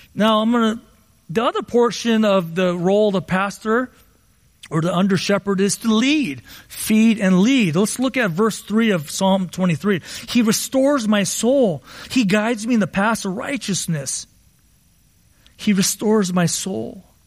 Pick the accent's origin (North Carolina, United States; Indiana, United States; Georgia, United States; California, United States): California, United States; Southern; I grew up in Southern California